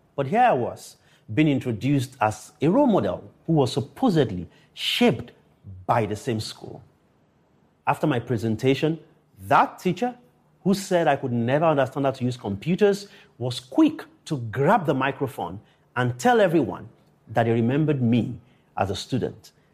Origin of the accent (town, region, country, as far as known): Akure, Ondo, Nigeria; born or raised there